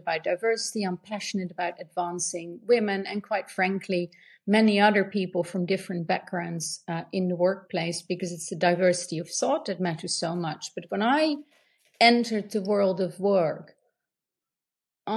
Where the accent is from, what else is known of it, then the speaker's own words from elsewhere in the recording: Netherlands; I grew up in the Netherlands.